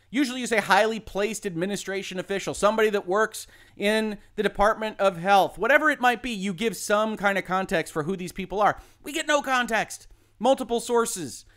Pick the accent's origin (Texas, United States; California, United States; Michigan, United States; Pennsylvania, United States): Michigan, United States; I'm from Michigan